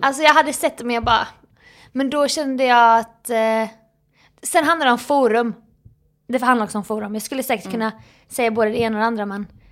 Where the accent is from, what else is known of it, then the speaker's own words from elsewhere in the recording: Småland, Sweden; now in Stockholm, Sweden; min småländska näsa